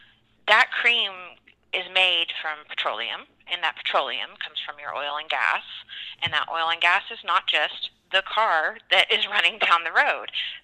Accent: Texas, United States; also born or lived in Permian Basin; now in Oklahoma, United States; I call myself a Texoman. So I was born and raised in Texas, and I'm now finishing, you know, growing up here in Oklahoma.

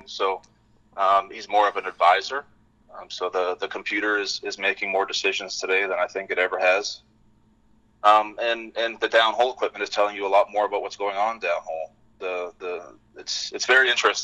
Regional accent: British Columbia, Canada; moved away as an adult; also born or lived in Gabon; now in Fort Worth, United States; I grew up in British Columbia, a small town north of Vancouver, about 3 hours.

